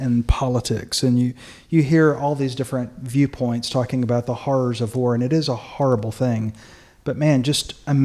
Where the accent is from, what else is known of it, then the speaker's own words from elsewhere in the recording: United States; as an American